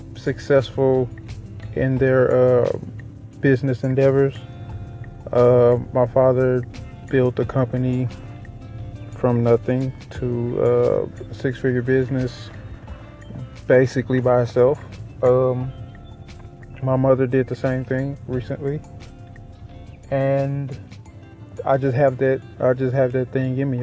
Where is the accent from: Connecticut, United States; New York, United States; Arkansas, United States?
Arkansas, United States; Little Rock; I am from Little Rock, Arkansas, born and raised